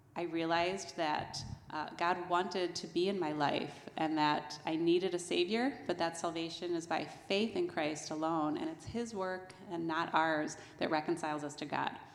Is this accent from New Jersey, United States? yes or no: yes; New Jersey, United States; I grew up in New Jersey